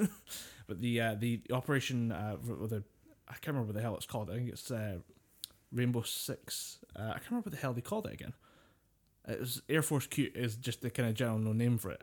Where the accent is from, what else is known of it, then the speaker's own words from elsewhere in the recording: United Kingdom; we're British, we've grown up with a kinda folklore